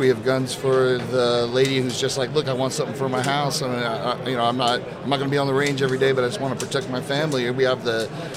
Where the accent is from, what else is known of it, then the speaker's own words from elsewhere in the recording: New Jersey, United States; we were raised in New Jersey